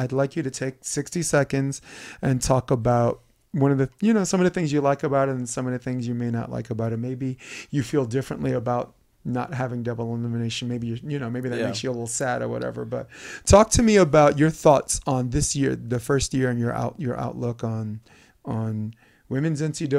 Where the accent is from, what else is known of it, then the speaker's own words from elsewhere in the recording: South Korea; I'm from Korea.